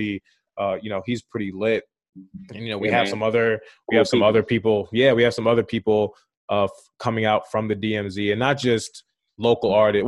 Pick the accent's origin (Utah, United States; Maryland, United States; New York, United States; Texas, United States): Maryland, United States; Baltimore; also born or lived in Owings Mills, Maryland; I'm from Baltimore